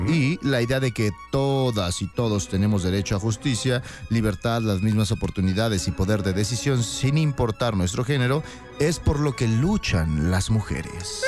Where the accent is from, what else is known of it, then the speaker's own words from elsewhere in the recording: Mexico; como mexicanos